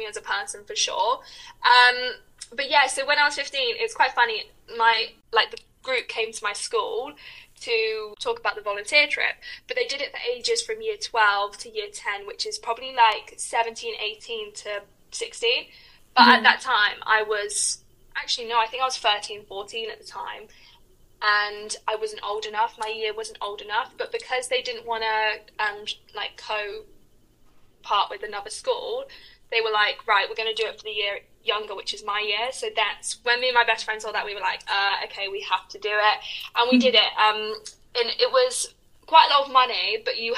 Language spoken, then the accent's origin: English; England, United Kingdom; also born or lived in United States; I'm from England.